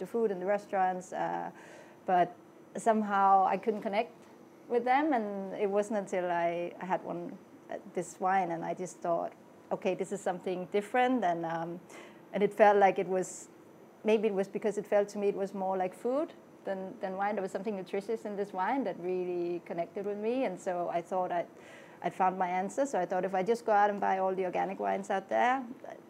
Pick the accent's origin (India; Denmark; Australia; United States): Denmark; moved away as an adult; now in London, United Kingdom; originally I grew up in Denmark and I came to London